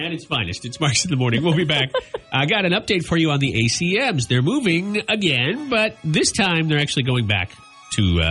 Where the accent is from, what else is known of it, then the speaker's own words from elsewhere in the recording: Minnesota, United States; now in Iowa, United States; when I was growing up in Minnesota